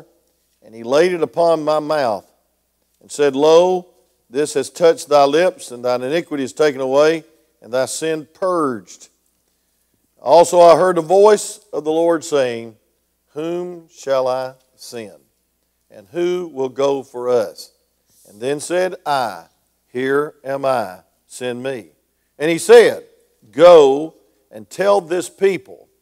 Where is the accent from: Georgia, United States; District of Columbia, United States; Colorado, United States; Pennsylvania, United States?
Georgia, United States; Grayson; I know Snellville real well because I'm from Grayson, Georgia